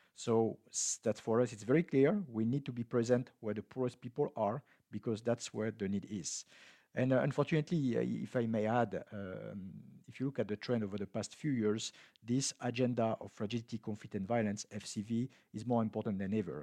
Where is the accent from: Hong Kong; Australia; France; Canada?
France; moved away; my home country, France